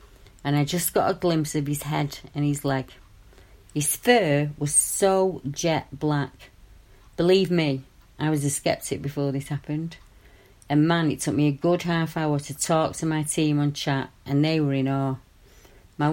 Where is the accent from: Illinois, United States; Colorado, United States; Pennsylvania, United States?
Colorado, United States; I grew up in Boulder County. My parents quit farming in the northeast and moved to Longmont in 1960.